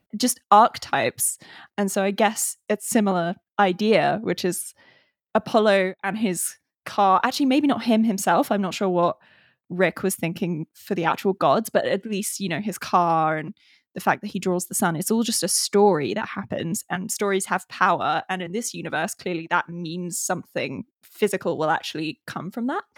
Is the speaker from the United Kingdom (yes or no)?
yes; England, United Kingdom; I'm English